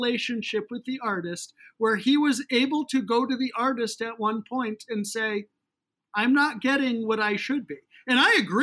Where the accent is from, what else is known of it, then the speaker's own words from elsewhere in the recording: Northeast, United States; I grew up in the Northeast